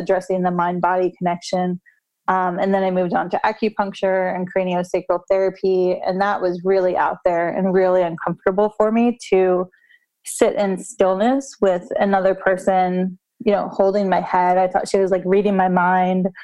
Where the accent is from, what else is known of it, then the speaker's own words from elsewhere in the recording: United States; American culture, we're kind of raised in this